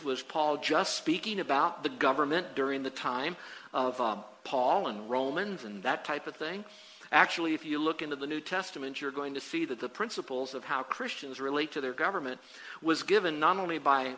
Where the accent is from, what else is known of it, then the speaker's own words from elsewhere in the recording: United States; I'm an American